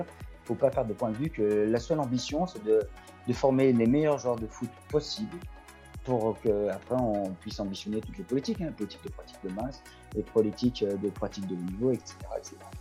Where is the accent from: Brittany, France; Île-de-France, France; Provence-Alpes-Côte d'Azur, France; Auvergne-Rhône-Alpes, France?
Auvergne-Rhône-Alpes, France; Loire; je suis issu de la Loire